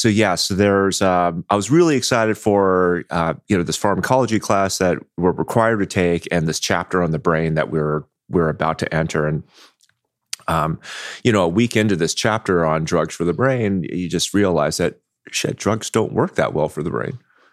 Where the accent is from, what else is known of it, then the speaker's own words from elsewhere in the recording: Anaheim, California, United States; also born or lived in Houston / New York / Bay Area, California; Grew up in Anaheim.